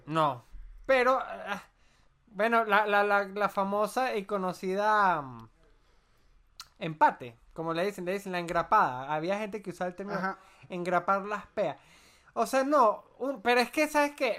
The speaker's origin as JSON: {"language": "Spanish", "country": "Venezuela", "also_born_or_lived": "Chile", "moved": "as an adult", "lives_now": "Colombia", "said": "nosotros en Venezuela"}